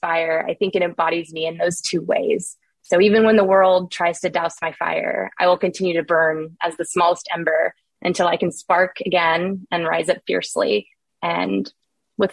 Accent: California, United States; moved away; I'm originally from California

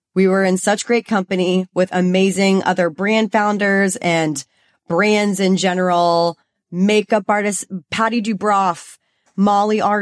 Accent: Texas, United States; now in Los Angeles, United States; I'm from Texas

